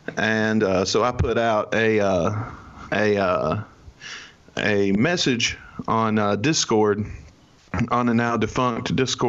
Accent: Jefferson City, Missouri, United States; also born or lived in Tupelo, Mississippi; I am from Jefferson City, Missouri, by way of Tupelo, Mississippi.

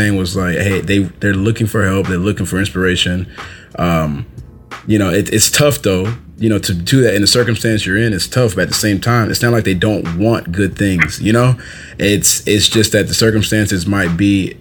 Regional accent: Atlanta, Georgia, United States; I'm from Atlanta

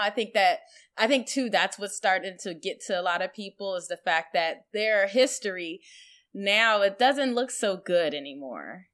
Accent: Virginia, United States; born or raised there; also born or lived in Iowa

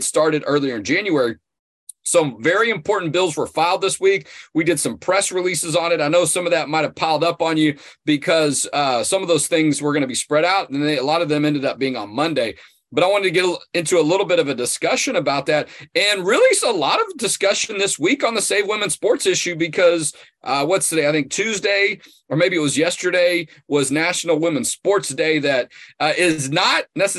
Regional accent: Texas, United States; I'm from Texas

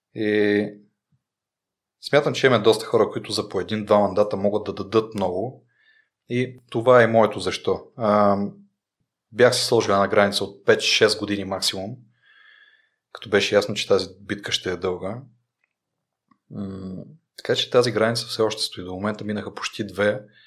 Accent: Rhodope Mountains, Bulgaria; съм от Родопите

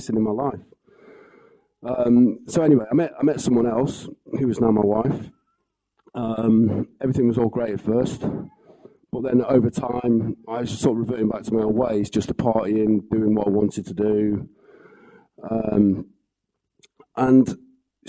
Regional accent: Wales, United Kingdom; So, I come from Wales. I come from a family of four.

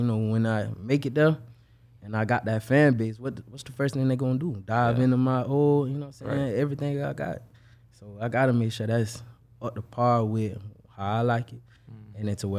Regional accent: Buffalo, New York, United States; born there; also born or lived in Kentucky; I'm not from Jacksonville. Okay. I was born in Buffalo, New York. But then from there, I moved to Kentucky.

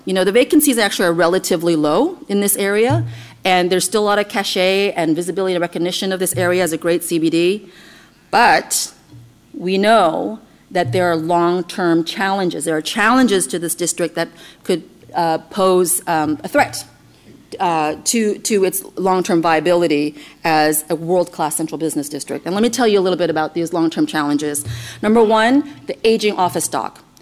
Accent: Taiwan; now in New York City, United States; Over 38% of New Yorkers uh, were born abroad, including myself. I was born in Taiwan

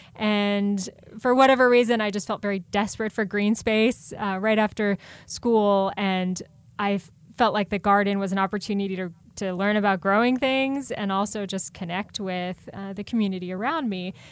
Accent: Columbus, Ohio, United States; moved away; also born or lived in Hudson Valley, New York; I grew up in Ohio, in Columbus, O, uh, Ohio, uh, in a, in a suburb.

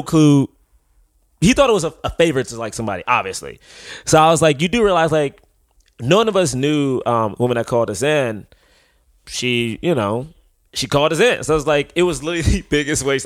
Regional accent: Washington, District of Columbia, United States; now in New York, United States; I'm from Southeast DC

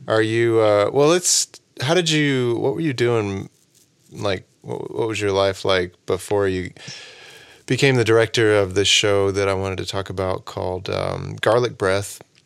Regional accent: Oklahoma, United States; moved away as an adult; now in Chicago, United States; I'm trying to move the family out to greener pastures, uh, back to my home state of Oklahoma

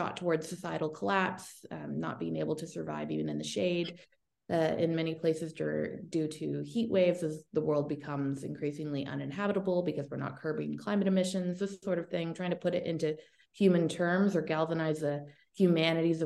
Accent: Toronto, Ontario, Canada; I am from Toronto, Canada, born and raised.

